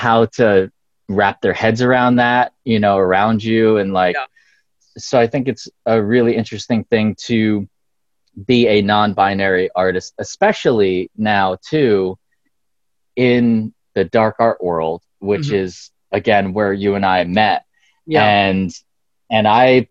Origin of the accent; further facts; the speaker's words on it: Pennsylvania, United States; moved away; also born or lived in San Francisco; I grew up mostly in Pennsylvania